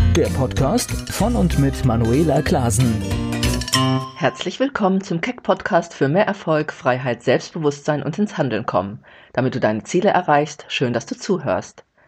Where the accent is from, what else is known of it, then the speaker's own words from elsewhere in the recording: Gelsenkirchen, North Rhine-Westphalia, Germany; moved away; nach Hause fahre vom Gelsenkirchen, wo ich aufgewachsen bin